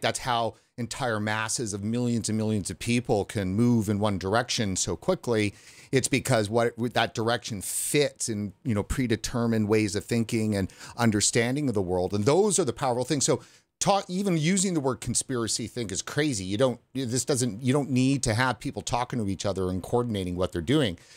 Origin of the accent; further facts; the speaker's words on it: Vancouver, British Columbia, Canada; I'm from Vancouver, British Columbia, and from the interior of British Columbia.